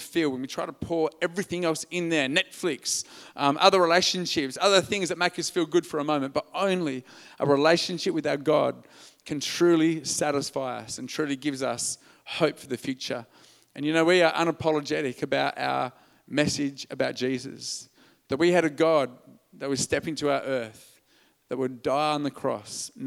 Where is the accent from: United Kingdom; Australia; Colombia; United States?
Australia; Albany, Western Australia; also born or lived in Perth; I'm an Australian male